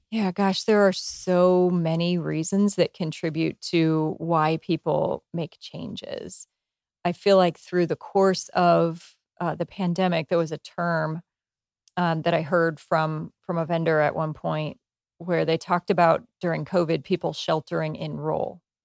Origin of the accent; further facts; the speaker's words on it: United States; I grew up in small town U S